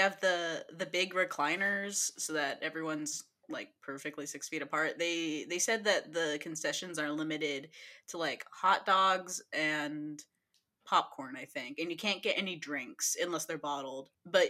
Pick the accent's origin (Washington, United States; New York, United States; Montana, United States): Washington, United States; Olympia